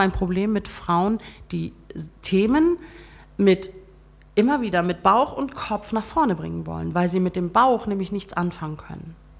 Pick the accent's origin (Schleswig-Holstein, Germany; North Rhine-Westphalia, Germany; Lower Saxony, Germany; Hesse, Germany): Schleswig-Holstein, Germany; Brunsbüttel; also born or lived in Flensburg; now in Hemmingstedt, Germany; ich bin in Flensburg geboren, meine mhm. Eltern sind nach Brunsbüttel gezogen